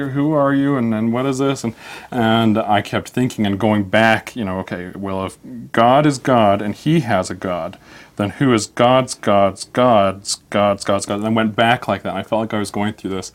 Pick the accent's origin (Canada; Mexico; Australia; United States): United States; Salt Lake City, Utah; I'm from Salt Lake City. Yep. Born and raised here